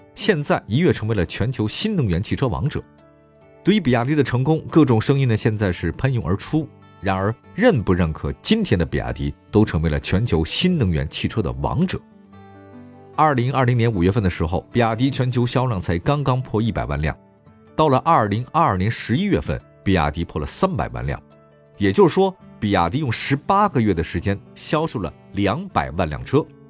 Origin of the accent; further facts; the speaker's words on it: China; 我们中国人的骄傲